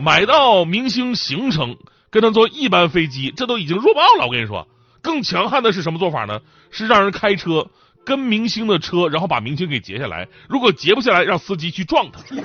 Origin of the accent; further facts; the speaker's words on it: Changchun, Jilin, China; 我们家乡长春